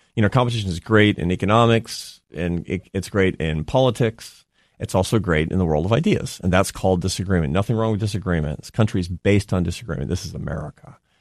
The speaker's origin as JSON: {"language": "English", "town": "Seattle", "region": "Washington", "country": "United States", "also_born_or_lived": "Spain", "moved": "as an adult", "said": "I'm from Seattle."}